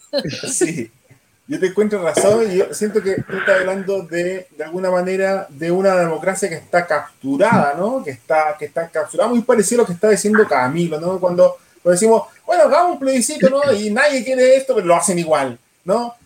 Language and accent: Spanish; Quirihue, Ñuble, Chile; yo que soy de Quirihue